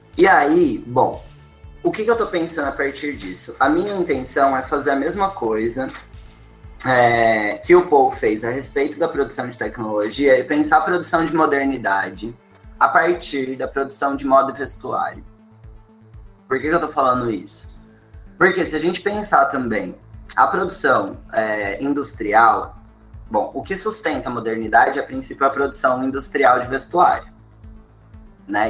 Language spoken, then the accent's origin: Portuguese; São Paulo, Brazil; now in Florianópolis, Brazil; Eu sou de São Paulo